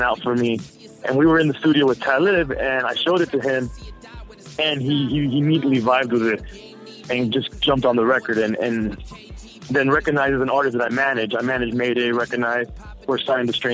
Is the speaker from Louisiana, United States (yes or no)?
no; Miami, Florida, United States; I was from Miami